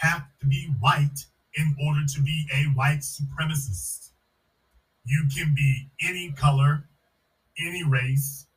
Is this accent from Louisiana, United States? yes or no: yes; Louisiana, United States; I'm from Louisiana, a hotbed of that kind of behavior